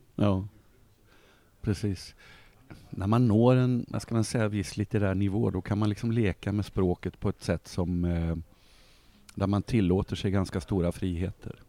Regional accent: Malmö, Skåne, Sweden; also born or lived in Uppsala / Sundsvall; Så jag bodde där tills jag var nio år. Då flyttade vi till eh, Sundsvall där pappa jobbade ett år. Och, sen landade vi i Malmö våren 1963 och sen dess har jag bott här

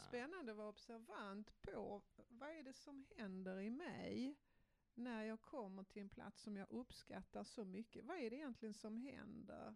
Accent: Malmö, Skåne, Sweden; jag är uppvuxen ute på Gullvik här i Malmö

